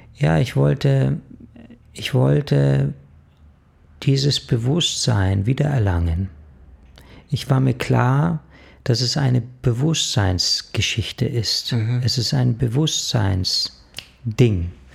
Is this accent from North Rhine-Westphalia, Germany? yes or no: no; Munich, Bavaria, Germany; Ja, also ich bin in München aufgewachsen und ich hab in München, ja, eine recht schöne Kindheit verlebt.